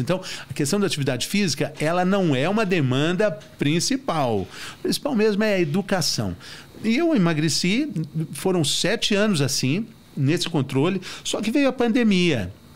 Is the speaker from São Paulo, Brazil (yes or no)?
no; Minas Gerais, Brazil; eu sou mineiro